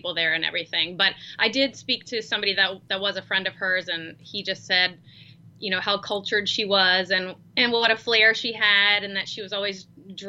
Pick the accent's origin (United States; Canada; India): United States; Charleston, South Carolina; we're actually both from Charleston, South Carolina